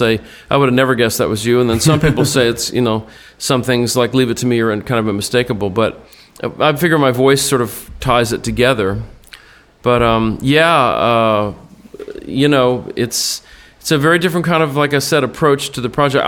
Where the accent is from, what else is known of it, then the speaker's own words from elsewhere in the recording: Austin, Texas, United States; I grew up in Austin with Eric and Gibbons and Stevie and, you know, Van Wilkes